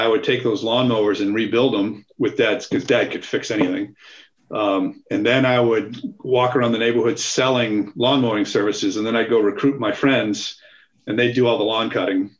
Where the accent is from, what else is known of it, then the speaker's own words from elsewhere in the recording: Barrington, Rhode Island, United States; I was born and raised in Rhode Island, a little town called Barrington.